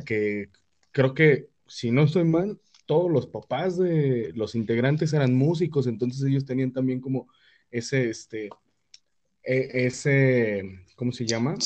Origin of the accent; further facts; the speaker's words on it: Mexico; como mexicano